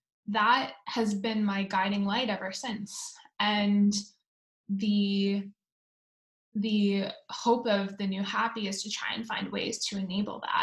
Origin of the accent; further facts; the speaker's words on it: Oakville, Ontario, Canada; moved away as an adult; now in Palo Alto, United States; I grew up in Oakville, and I am a proud Canadian, though I've lived in the States for the last 10 years